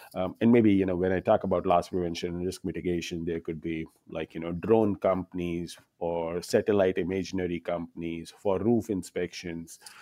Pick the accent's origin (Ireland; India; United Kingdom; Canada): India; now in New York City, United States; I'm an Indian